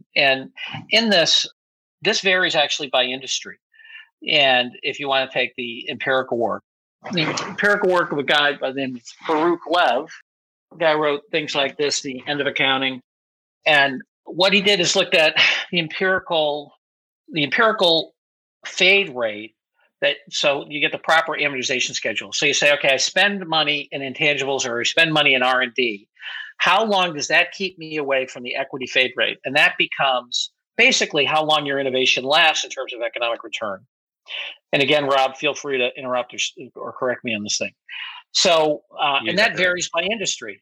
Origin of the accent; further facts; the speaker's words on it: United States; as an American business person